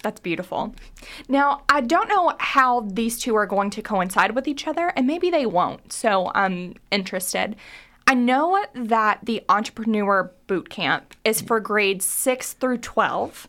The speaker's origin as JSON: {"language": "English", "region": "Kentucky", "country": "United States", "tie": "born or raised there", "also_born_or_lived": "New York City", "said": "I was born and raised in Kentucky, I moved to New York City right after college, and I finally landed in Lexington"}